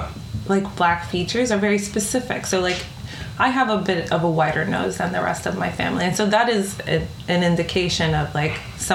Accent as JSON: {"language": "English", "town": "New York City", "region": "New York", "country": "United States", "tie": "born or raised there", "said": "So I was born and raised in the Bronx in New York City, and my parents both grew up in the Dominican Republic."}